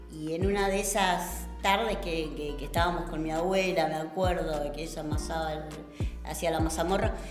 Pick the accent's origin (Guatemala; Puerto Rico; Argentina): Argentina; Buenos Aires; yo nací acá en Buenos Aires, pero mi mamá me había llevado a ver a mis abuelos a Santiago del Estero.